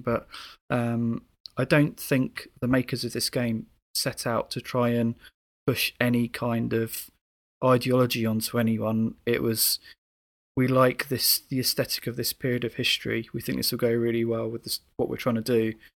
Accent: United Kingdom; being a Brit

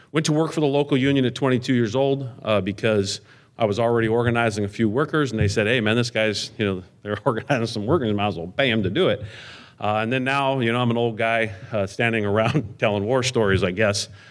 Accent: Southern California, United States; I am from Southern California.

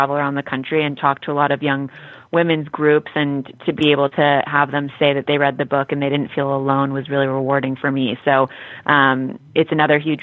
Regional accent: Los Angeles, California, United States; a young woman growing up in Los Angeles

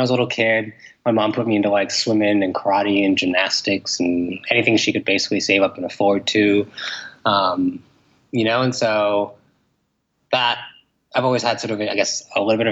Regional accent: Toronto, Ontario, Canada; accent: Canadian; I'm from Toronto, Canada. That's where I was born

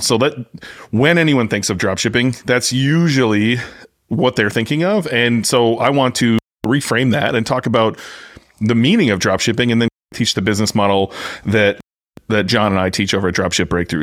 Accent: United States; I'm American

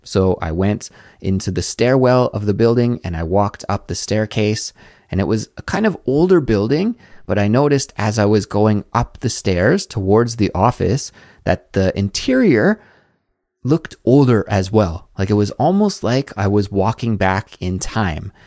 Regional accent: Canada; moved away as an adult; now in South Korea

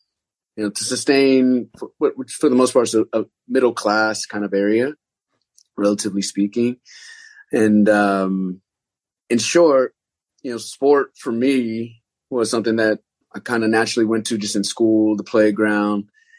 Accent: Palmdale, California, United States; I really born and raised in Southern California, a place called Palmdale, Lancaster, in Antelope Valley. It's an area really interesting. The area is kind of a suburb of Los Angeles, obviously, but it's like a desert area

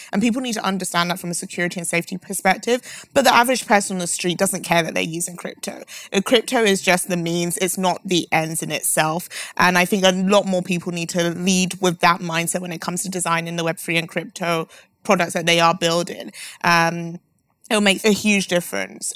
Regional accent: London, United Kingdom; I'm from London

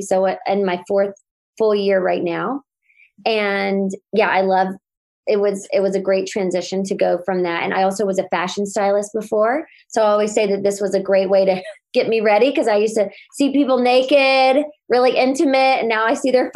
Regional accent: North Carolina, United States; moved away as an adult; now in Los Angeles, United States; I live in Los Angeles and actually in Brentwood, but I'm from North Carolina. I've been here 14 years

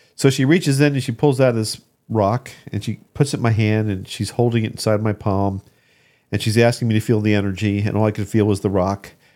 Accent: Ocean City, New Jersey, United States; I grew up in Ocean City, New Jersey

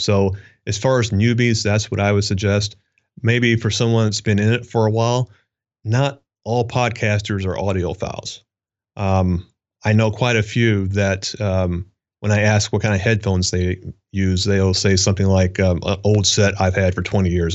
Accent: Kentucky, United States; moved away as an adult; I was raised in Kentucky, okay? Small town

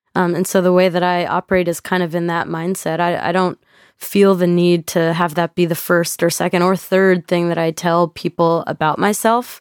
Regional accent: Texas, United States; I'm from Texas

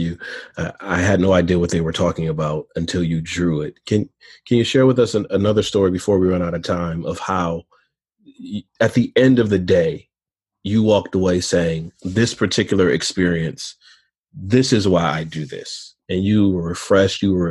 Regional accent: Michigan, United States; I'm from Michigan

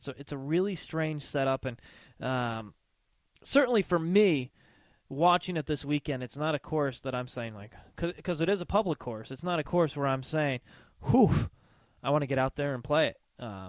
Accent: Connecticut, United States; Because we're from Connecticut

